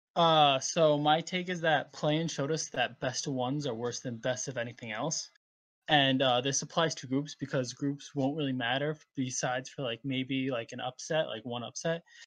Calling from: Narragansett, Rhode Island, United States; I'm calling from, uh, Narragansett, Rhode Island.

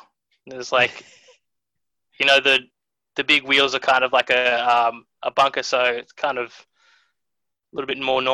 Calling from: Londonderry, New South Wales, Australia

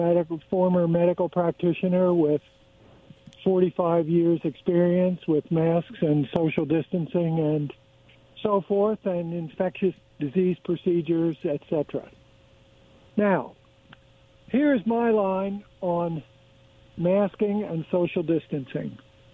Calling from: Pasco, Washington, United States; Yeah, this is … again in Pasco.

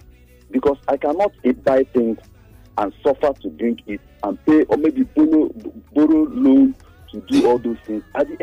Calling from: Lekki, Lagos, Nigeria

